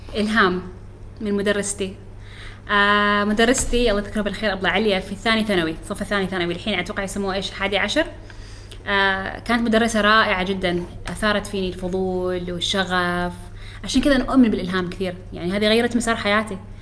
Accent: Oman; احنا فريقنا عماني كامل

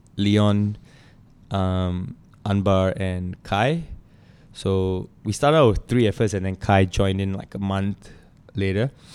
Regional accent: Singapore; as a Singaporean

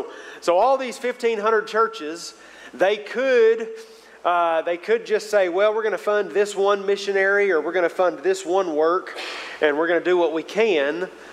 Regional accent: Mansfield, Arkansas, United States; I was born and raised down in the Mansfield area, which is further south of Jenny Lind, south of Greenwood down there.

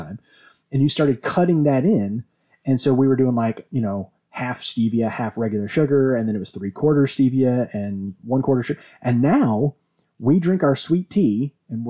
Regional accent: Virginia, United States; we're from Virginia, where we drink our tea sweet.

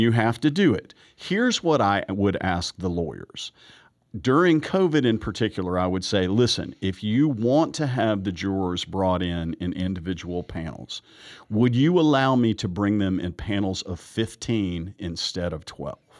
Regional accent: the South, Southern United States, United States; I'm a Southerner and I'm practicing in Georgia

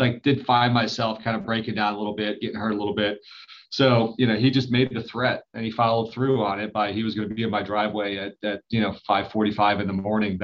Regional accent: Detroit, Michigan, United States; moved away; I'm originally from Detroit

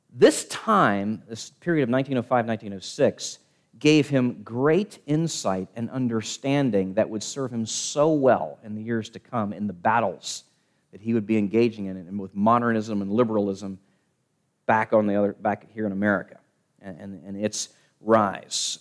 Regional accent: Richmond, Virginia, United States; my hometown, Richmond, Virginia

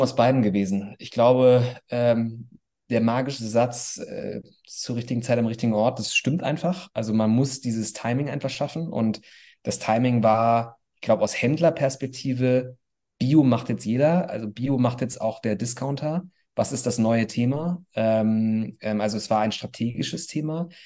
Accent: Bonn, North Rhine-Westphalia, Germany; also born or lived in Cologne; ich komme aus Bonn

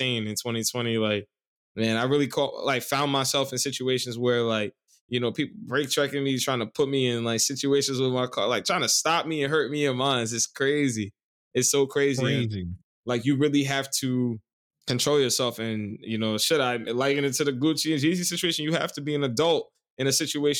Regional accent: New York, United States; I'm from New York

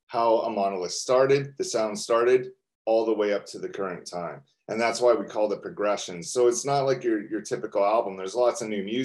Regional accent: Canada; we're from Canada

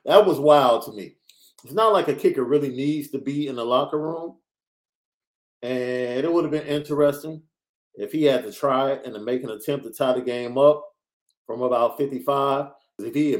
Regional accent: New York, United States; I'm a New Yorker.

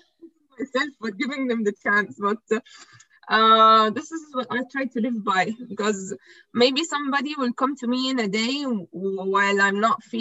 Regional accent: Egypt; I'm from Egypt.

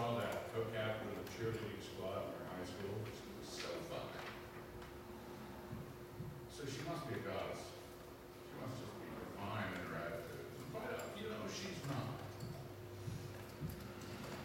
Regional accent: East Coast, United States; growing up on the East Coast

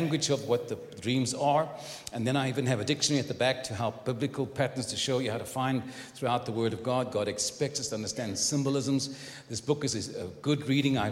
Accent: Cape Town, Western Cape, South Africa; now in San Antonio, United States; I live in San Antonio, Texas. I was born in Cape Town

